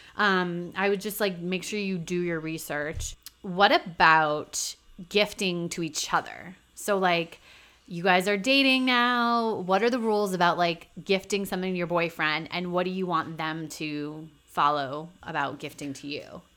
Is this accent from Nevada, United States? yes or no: no; New Hampshire, United States; now in New York, United States; I'm from New Hampshire